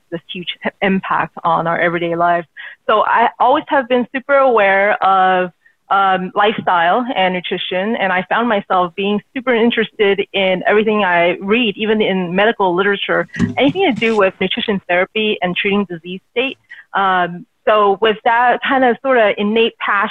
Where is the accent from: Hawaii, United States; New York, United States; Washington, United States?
Washington, United States; outside of Seattle, Pacific Northwest; moved away as an adult; now in Southern California, United States; I grew up in the Pacific Northwest, grew up outside of Seattle, went to school there, and then finally sort of moved down here to Southern California